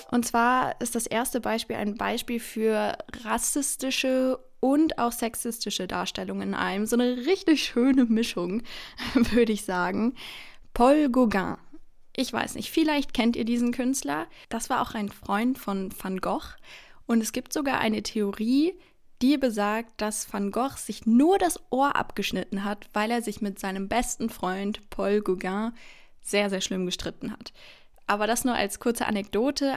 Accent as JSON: {"language": "German", "town": "Bonn", "region": "North Rhine-Westphalia", "country": "Germany", "lives_now": "Cologne, Germany", "said": "ich komme aus Bonn, aber jetzt studiere ich hier in Köln"}